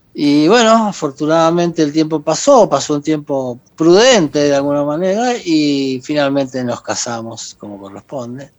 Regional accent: Argentina; moved away as an adult; also born or lived in Mexico; volví a la Pachamama, volví a mi tierra, volví

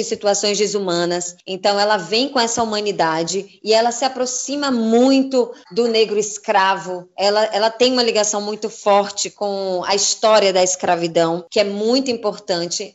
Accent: Northeast Region, Brazil; eu também sou nordestina

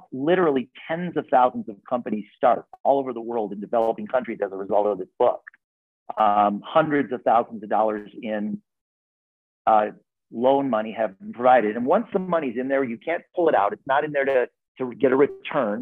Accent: Park Forest, Illinois, United States; I grew up in a lower middle income family in the south suburbs of Chicago

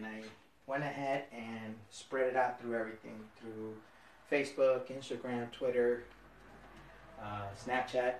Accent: Jersey City, New Jersey, United States; I'm a northern Jersey boy. I'm from Jersey City

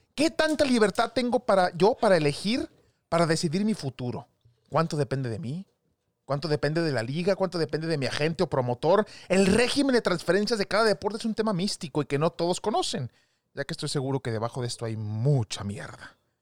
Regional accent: Mexico; Somos mexicanos

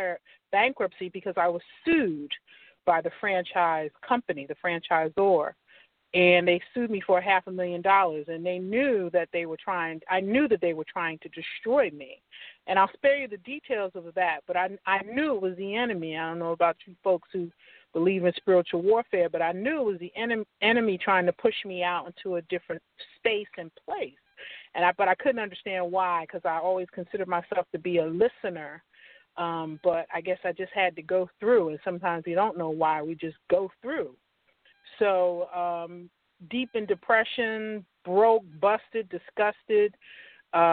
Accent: New Jersey, United States; moved away as an adult; now in Atlanta, United States; I'm originally from New Jersey

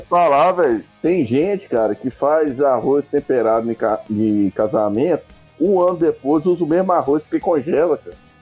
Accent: Minas Gerais, Brazil; Eu nunca saí de Minas Gerais até hoje

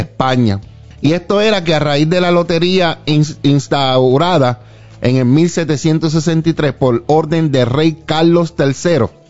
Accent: Puerto Rico; now in Arlington, United States; yo cuando crecía en Puerto Rico

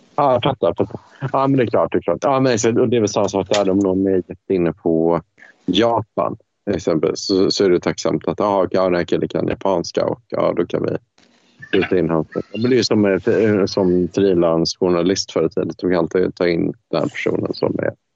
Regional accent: Sweden; jag som, som svensk

